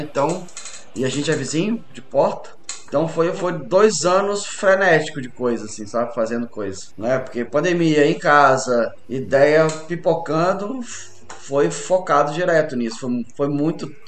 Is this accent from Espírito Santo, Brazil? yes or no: yes; Espírito Santo, Brazil; also born or lived in Rio de Janeiro; Eu sou carioca de nascença, mas sou capixaba de criação.